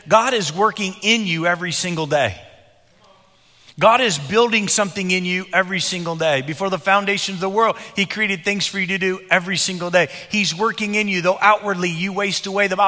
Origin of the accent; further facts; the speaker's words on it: Illinois, United States; When I was growing up in Illinois as a young boy